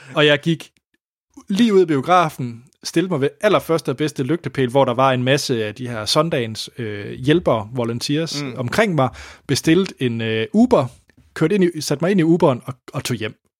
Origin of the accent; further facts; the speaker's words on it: Denmark; jeg var den eneste dansker